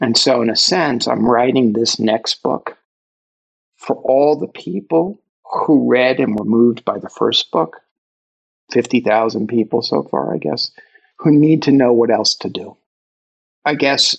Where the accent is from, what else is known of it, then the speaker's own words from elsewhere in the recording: New York City, New York, United States; if you can't tell from my accent, I'm from Brooklyn